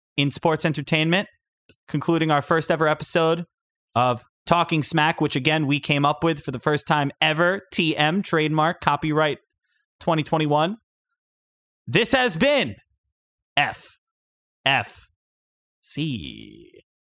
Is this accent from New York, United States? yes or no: yes; Long Beach, New York, United States; in Long Beach, New York, my hometown